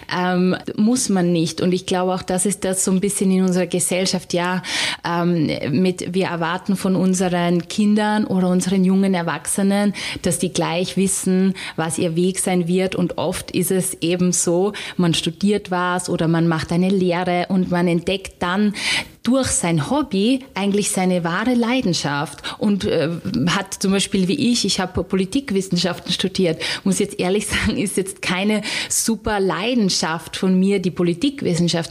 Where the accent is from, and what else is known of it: Styria, Austria